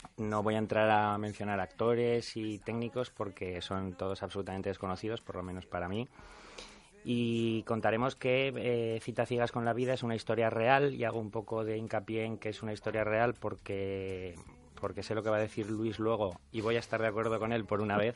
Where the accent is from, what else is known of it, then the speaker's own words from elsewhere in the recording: Aragon, Spain; accent: maño; tengo un acento muy maño